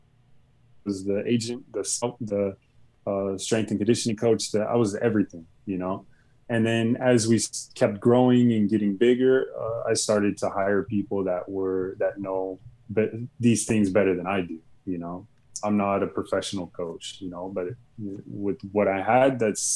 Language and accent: English; United States